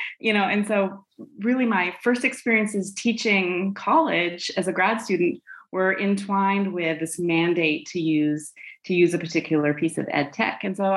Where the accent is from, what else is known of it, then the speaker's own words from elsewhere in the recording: Wyoming, United States; moved away; also born or lived in England; I'm from Wyoming, but my mom is British. And when I was in fourth grade, for example, she decided that it would be fun for me if I went to live with my aunt and uncle in England for part of the year.